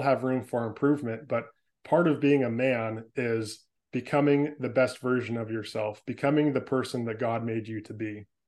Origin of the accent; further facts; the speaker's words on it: San Francisco Bay Area, California, United States; moved away as an adult; now in Portland, United States; I was born and raised in the San Francisco Bay Area in California. I spent the first 25 years of my life there